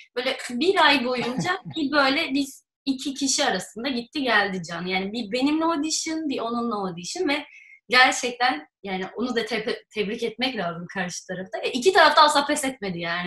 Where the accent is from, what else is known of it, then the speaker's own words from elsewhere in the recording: Bursa, Turkey; ben Bursa'da büyüdüm